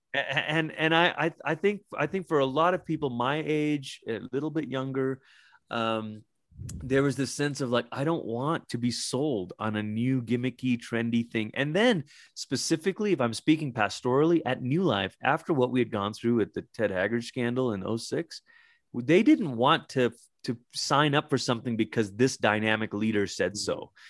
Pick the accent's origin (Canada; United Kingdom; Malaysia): Malaysia; moved away; when I was a young kid growing up in Malaysia